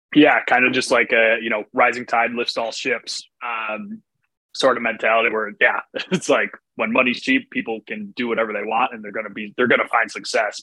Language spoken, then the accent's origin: English; Chicago, Illinois, United States; moved away as an adult; also born or lived in New York; I grew up around Chicago and then, you know, going to New York at 18